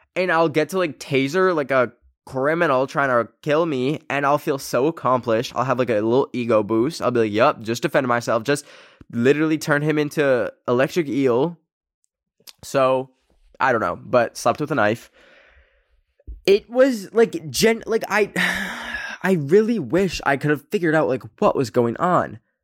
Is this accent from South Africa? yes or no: no; Canada; born or raised there